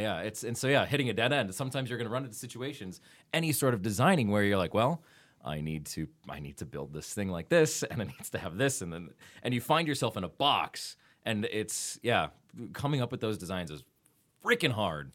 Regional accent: Wisconsin, United States; I'm from Wisconsin

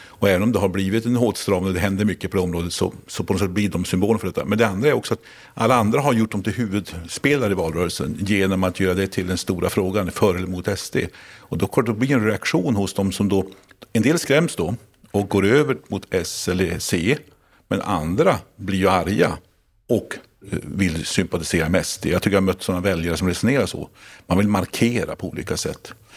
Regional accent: Lycksele, Västerbotten County, Sweden; I min hemstad Lycksele

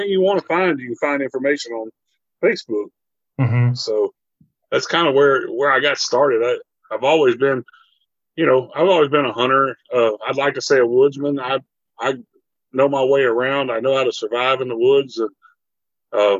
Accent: Minden, Louisiana, United States; also born or lived in Idaho; I grew up in Minden, Louisiana.

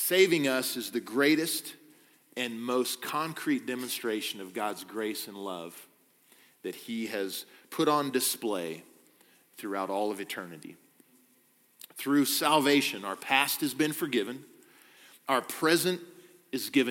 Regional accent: Kansas, United States; moved away; I'm from Kansas, born and raised there

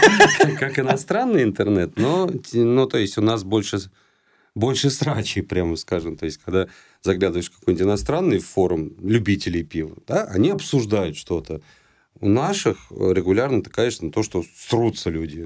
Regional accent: Saint Petersburg, Russia; moved away; это в Питере было, а, ну, я там часто бывает, моя малая родина

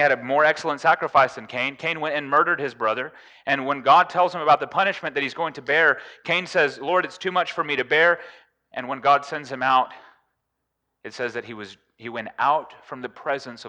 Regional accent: United States; I'm from the United States

